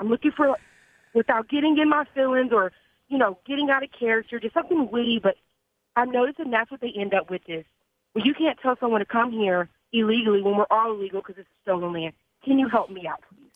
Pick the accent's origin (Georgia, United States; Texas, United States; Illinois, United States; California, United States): Texas, United States; I'm from Te-, I live in Texas, you know, but I have a Hispanic dad